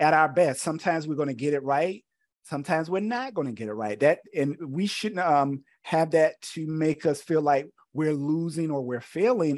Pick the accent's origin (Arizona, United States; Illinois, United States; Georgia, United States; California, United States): Georgia, United States; Camilla; moved away as an adult; also born or lived in South Carolina; I'm originally from Georgia, um, born in a small country town called Camilla